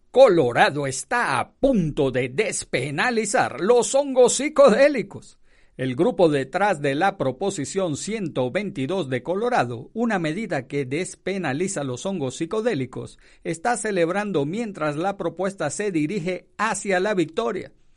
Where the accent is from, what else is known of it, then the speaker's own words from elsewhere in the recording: Venezuela; moved away as an adult; also born or lived in Miami; now in Fort Morgan, United States; yo soy de Venezuela